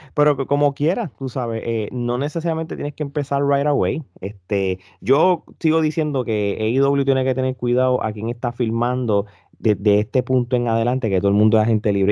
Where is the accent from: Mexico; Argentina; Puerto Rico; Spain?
Puerto Rico; Nosotros como puertorriqueños